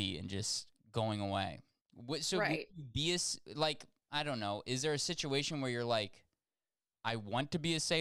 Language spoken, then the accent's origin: English; Nebraska, United States; I'm from Nebraska